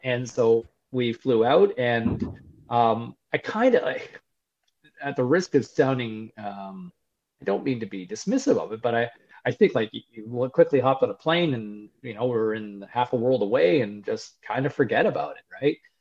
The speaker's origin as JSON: {"language": "English", "town": "Ottawa", "region": "Ontario", "country": "Canada", "tie": "born or raised there", "said": "I grew up in Ottawa originally"}